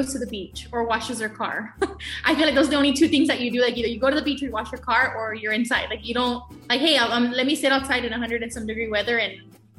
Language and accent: English; Rio Grande Valley, Texas, United States; I was born in the Valley. I was born here in 1999, so I'm a 1999 baby. I'm a 2000 baby. I feel like living here in the Valley, like it's an awesome experience.